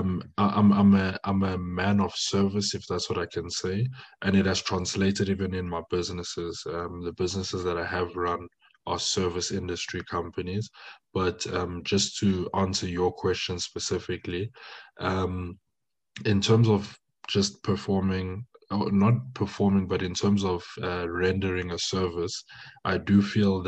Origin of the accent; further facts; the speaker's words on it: Johannesburg, Gauteng, South Africa; first language French; English is a second language; I'm born and raised in South Africa, Johannesburg, but my origin hails from DRC, Congo